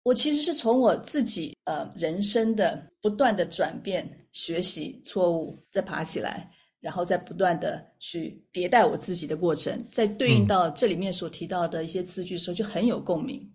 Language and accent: Chinese; Taiwan; 我在台湾出生长大，那到了国外留学回来